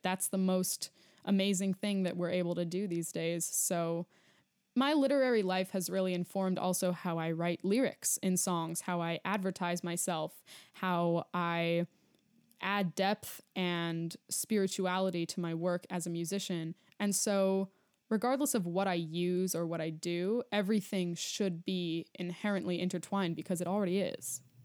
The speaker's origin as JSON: {"language": "English", "region": "New York", "country": "United States", "tie": "born or raised there", "moved": "as an adult", "lives_now": "Denver, United States", "said": "I'm a New Yorker, born and raised"}